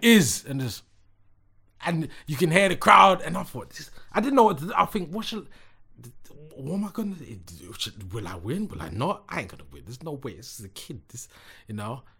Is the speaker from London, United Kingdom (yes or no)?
yes; London, United Kingdom; not only am I from London, I'm from West London.